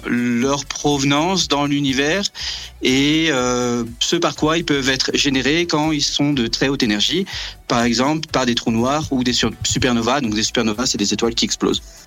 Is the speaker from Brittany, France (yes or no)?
yes; Brittany, France; moved away as an adult; now in Antarctica; je viens de Bretagne